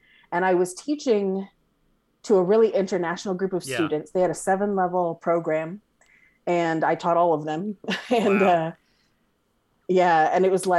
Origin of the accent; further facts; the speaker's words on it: California, United States; As a Californian, I should have enough Spanish to do a little bit of a scene in Spanish